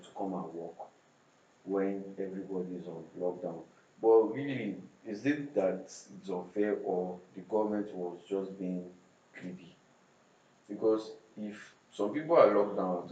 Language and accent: English; Jos, Plateau, Nigeria; also born or lived in Abuja; now in Lagos, Nigeria; I was born in Jos